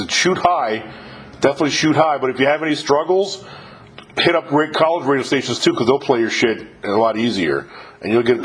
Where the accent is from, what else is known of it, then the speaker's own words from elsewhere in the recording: upstate New York, United States; I was born and raised in upstate New York